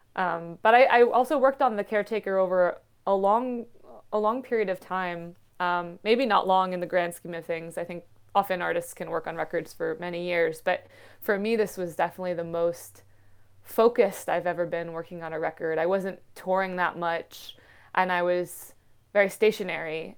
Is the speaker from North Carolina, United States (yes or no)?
no; Western Massachusetts, United States; I'm half Indian and grew up in, in Western Mass